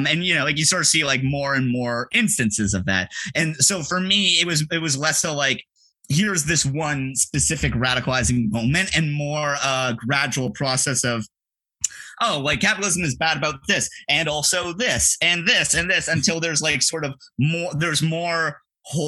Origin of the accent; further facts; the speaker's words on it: Toronto, Ontario, Canada; I was born and raised in Toronto. I still live here.